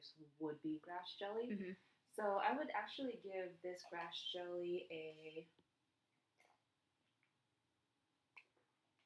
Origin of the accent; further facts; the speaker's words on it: Philippines; I'm Filipino